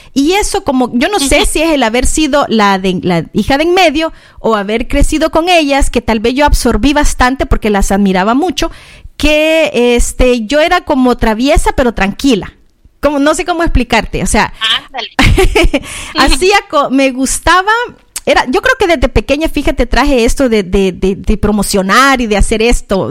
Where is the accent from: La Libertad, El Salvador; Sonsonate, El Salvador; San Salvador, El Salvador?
San Salvador, El Salvador; now in Australia; yo nací en en la ciudad de San Salvador, en El Salvador, en Centroamérica